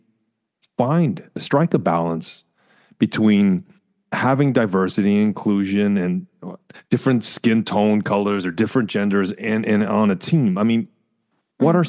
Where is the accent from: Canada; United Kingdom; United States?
Canada; moved away; I'm from Canada originally